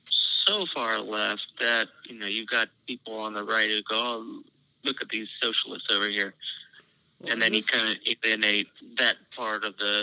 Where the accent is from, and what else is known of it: United States